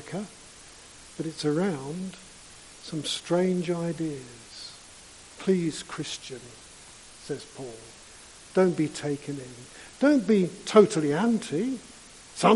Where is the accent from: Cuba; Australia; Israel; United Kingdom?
United Kingdom; London; I grew up in London and much of my childhood seemed to be spent on the London Underground.